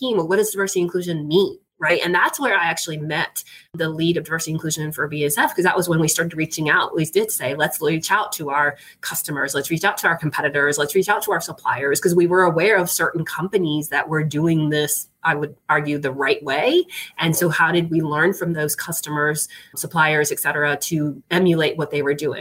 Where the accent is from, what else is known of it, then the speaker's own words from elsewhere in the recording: Puerto Rico; moved away; I'm actually originally from Puerto Rico. So I am Latina